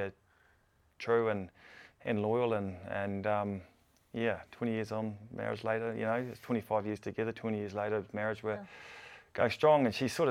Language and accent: English; Blenheim, Marlborough, New Zealand; moved away as an adult; also born or lived in Canterbury; Growing up in Marlborough, I love playing for the Red Devils